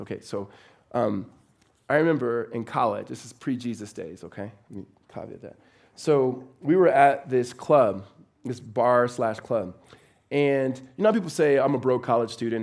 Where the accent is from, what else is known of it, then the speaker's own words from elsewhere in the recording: Los Angeles, California, United States; moved away as an adult; now in Phoenix, United States; I am originally from Los Angeles